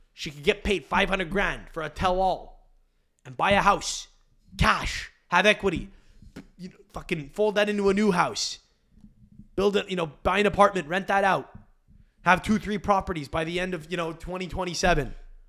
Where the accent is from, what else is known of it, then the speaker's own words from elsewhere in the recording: England, United Kingdom; I don't know where I'm from in England. I'm English.